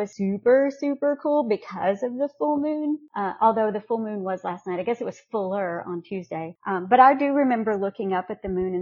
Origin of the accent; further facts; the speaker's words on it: North Louisiana, United States; moved away; I grew up in North Louisiana with the Red River